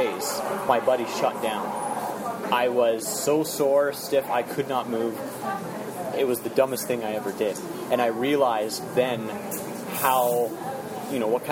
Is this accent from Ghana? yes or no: no; Kelowna, British Columbia, Canada; also born or lived in Saskatoon / Calgary; I grew up in Kelowna. I was born in Saskatoon, but we moved here by the time I was like 1 year old